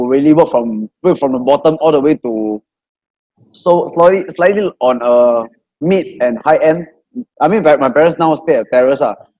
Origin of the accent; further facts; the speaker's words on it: Malaysia; now in Singapore; Because I grew up in Malaysia